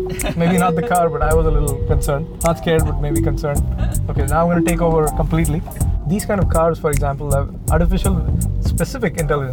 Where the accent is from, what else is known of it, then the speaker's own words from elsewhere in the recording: India; now in United States; I grew up in India, where there's a lot of public transportation